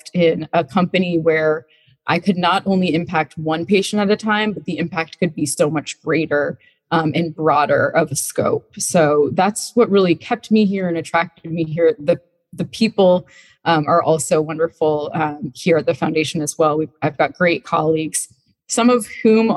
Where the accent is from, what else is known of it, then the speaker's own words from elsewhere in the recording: Vermont, United States; moved away as an adult; now in Charlottesville, United States; I grew up in Vermont